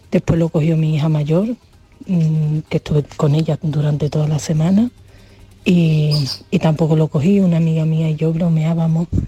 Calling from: Seville, Andalusia, Spain; de Sevilla.

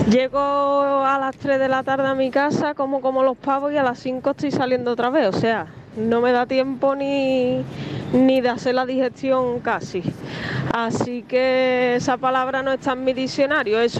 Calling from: Coy, Region of Murcia, Spain; de Coy.

